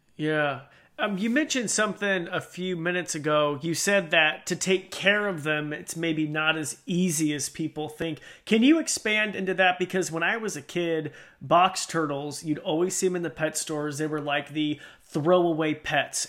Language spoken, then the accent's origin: English; Idaho, United States; I'm from Idaho.